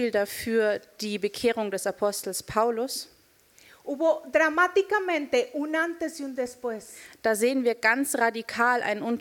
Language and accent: German; Nuevo León, Mexico; ich bin Mexikanerin und ich komme aus dem Norden Mexikos, äh, aus einem Staat, der dort Nuevo León heißt.